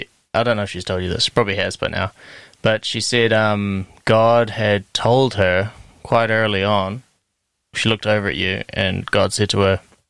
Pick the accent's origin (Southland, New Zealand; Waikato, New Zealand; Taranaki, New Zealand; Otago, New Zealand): Otago, New Zealand; I'm from Otago.